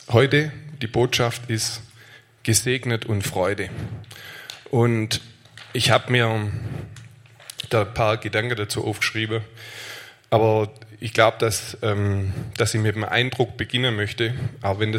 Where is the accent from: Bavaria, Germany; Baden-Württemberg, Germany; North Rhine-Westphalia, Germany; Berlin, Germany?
Baden-Württemberg, Germany; Aalen; ich komme aus Aalen.